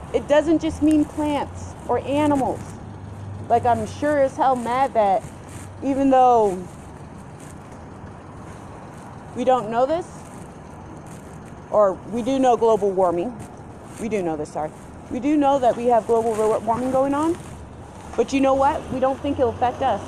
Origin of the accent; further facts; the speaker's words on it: Colorado, United States; I'm from Colorado